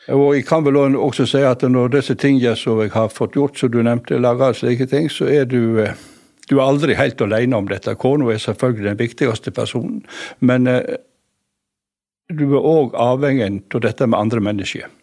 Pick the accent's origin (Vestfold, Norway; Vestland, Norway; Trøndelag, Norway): Vestland, Norway; Voss; jeg, som vossing